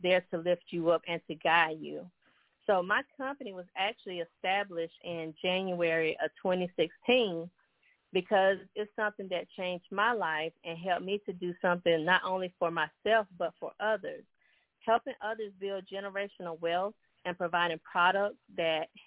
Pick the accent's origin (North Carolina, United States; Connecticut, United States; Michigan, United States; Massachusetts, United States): North Carolina, United States; High Point; now in Phoenix, United States; I currently reside in Phoenix, Arizona, but originally I'm from High Point, North Carolina